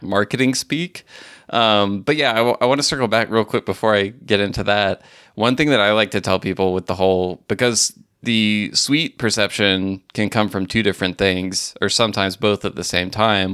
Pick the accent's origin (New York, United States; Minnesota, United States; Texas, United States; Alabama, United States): Alabama, United States; moved away; also born or lived in Mississippi / Tennessee; I grew up in Alabama